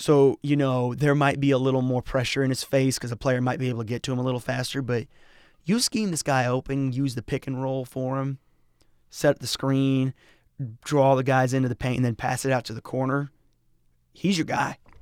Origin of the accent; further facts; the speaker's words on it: Colorado, United States; moved away; I'm from Colorado